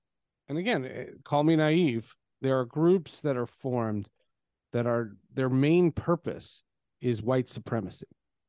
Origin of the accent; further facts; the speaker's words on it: New Jersey, United States; My senior year in high school, I grew up in New Jersey. I went to Marlboro High School, famous for Dan Klecko and Jim Nantz.